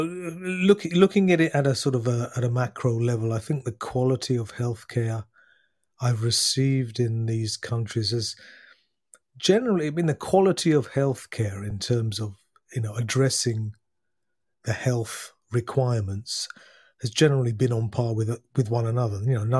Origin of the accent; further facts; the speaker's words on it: United Kingdom; now in France; That's a long question, to be honest, Rob. I'm a Brit who, for the last 20 years, is living in France. Going further back, I've lived in a number of lived and worked in a nu